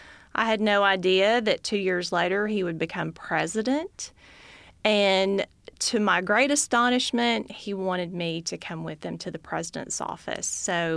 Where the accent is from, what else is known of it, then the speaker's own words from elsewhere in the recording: Birmingham, Alabama, United States; I am from Birmingham